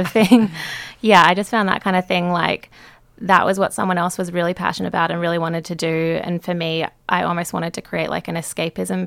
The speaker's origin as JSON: {"language": "English", "town": "Canberra", "region": "Australian Capital Territory", "country": "Australia", "tie": "born or raised there", "moved": "as an adult", "lives_now": "Sydney, Australia", "said": "I grew up in Canberra. I moved to Sydney when I was 19."}